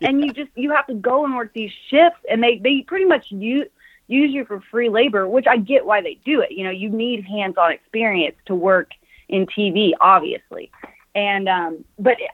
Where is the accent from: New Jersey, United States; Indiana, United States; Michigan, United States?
Indiana, United States; Anderson; I grew up in Anderson, Indiana.